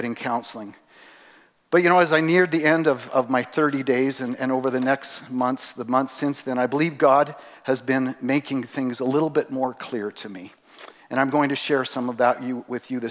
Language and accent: English; Three Hills, Alberta, Canada; I grew up here in Three Hills. Actually, we moved here when I was in grade 7.